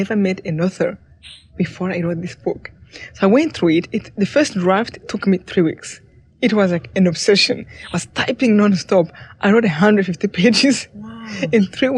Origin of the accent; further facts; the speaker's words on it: Rwanda; moved away; I came from Rwanda